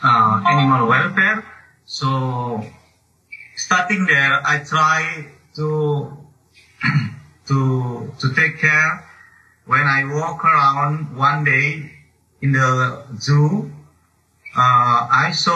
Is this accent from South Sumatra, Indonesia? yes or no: no; foot of Mount Sinabung, North Sumatra, Indonesia; English is a second language; now in Medan, Indonesia; I was born in a Sinabung volcano in the feet of Sinabung volcano, around like 6 kilometers from the feet. But since 2014, the big eruption, my hometown, my village already relocated by government